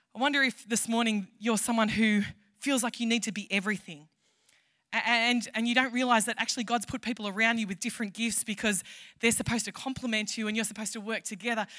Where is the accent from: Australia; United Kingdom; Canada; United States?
Australia; Tamworth, New South Wales; I am from Tamworth.